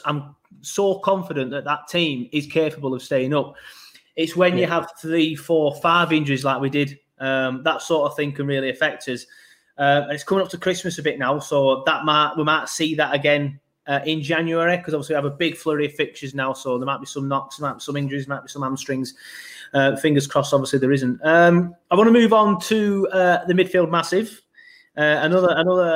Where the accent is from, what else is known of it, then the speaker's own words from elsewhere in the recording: Burnley, North West England, United Kingdom; I'm from Burnley, so I'm elongating my vowels